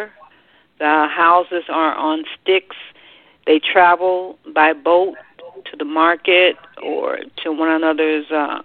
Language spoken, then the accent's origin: English; United States; here I am from the United States